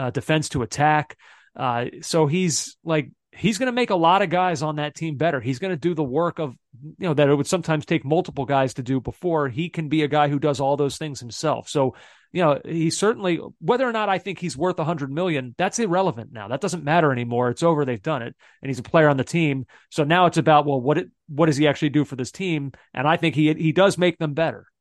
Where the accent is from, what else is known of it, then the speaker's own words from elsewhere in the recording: Philadelphia, Pennsylvania, United States; I'm from Philadelphia.